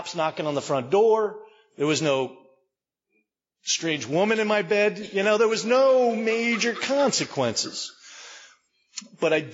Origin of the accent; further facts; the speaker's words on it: Maplewood, New Jersey, United States; I was born and raised in Maplewood, New Jersey